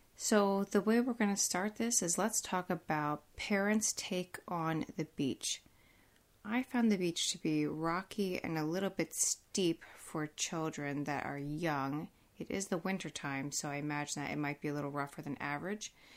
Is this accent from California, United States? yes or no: no; Pennsylvania, United States; I'm from Pennsylvania